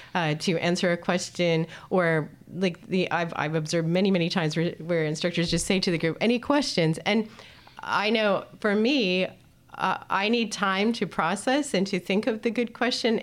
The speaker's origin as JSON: {"language": "English", "country": "Canada", "moved": "yes", "lives_now": "Netherlands", "said": "I come from Canada"}